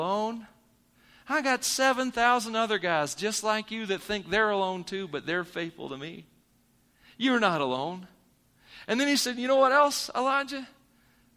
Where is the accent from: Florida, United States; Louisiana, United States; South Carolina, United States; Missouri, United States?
Missouri, United States; moved away; I'm from Missouri